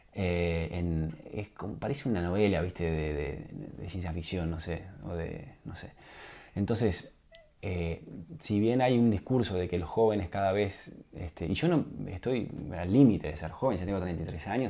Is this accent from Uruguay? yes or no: yes; Uruguay; moved away as an adult; also born or lived in United States; como uruguayo